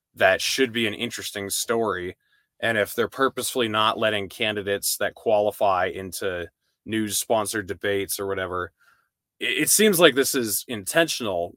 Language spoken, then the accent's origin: English; New Hampshire, United States; I grew up in New Hampshire, and I was pretty exclusively just in New Hampshire